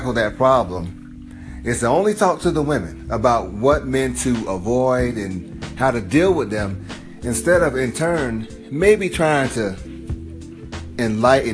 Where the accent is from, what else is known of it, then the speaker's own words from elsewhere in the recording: Georgia, United States; I'm from Georgia. I was raised in the South